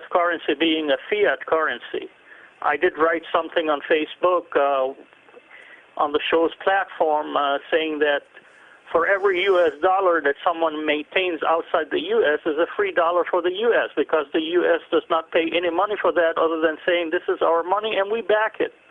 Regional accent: Lebanon; I come from the Middle East, so I track those things down.

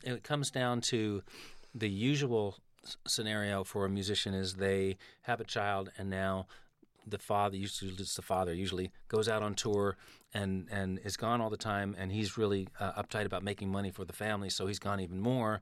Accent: New York City, New York, United States; I'm from Manhattan. I grew up on one hundredth

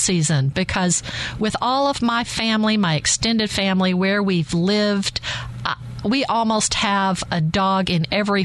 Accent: Arkansas, United States; also born or lived in Texas; My home state is Arkansas

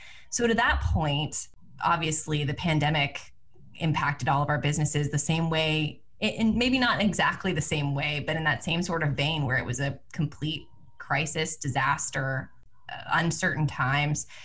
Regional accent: Pennsylvania, United States; moved away; I'm originally from Pennsylvania.

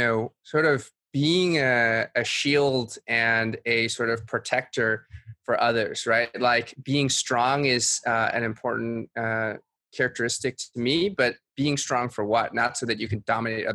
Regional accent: a suburb of Boston, Massachusetts, United States; moved away as an adult; also born or lived in Suzhou, China / San Francisco Bay Area / New York; now in Brooklyn, United States; I was born in Suzhou, China. I moved to the United States when I was 3 years old. I grew up in a suburb of Boston and spent most of my childhood there

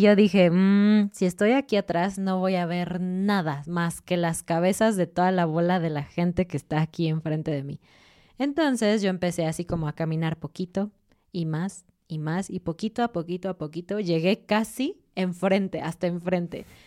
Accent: Mexico; nosotros con nuestra ropita mexicana

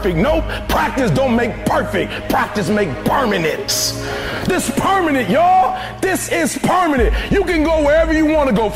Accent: Detroit, Michigan, United States; I'm from Detroit, homeless. Mama got pregnant with me at 17 years old

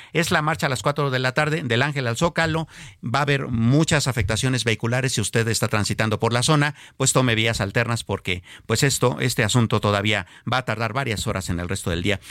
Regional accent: Mexico; nosotros como pueblo mexicano

